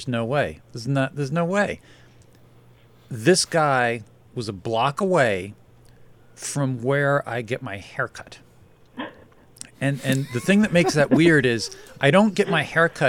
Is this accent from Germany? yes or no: no; Beaver Meadows, Pennsylvania, United States; I'm from Beaver Meadows